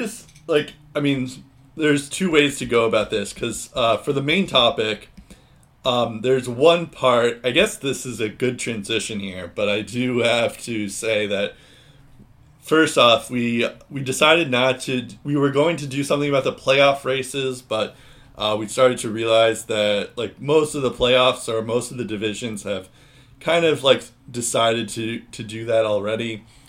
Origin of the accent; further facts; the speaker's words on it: United States; I am an American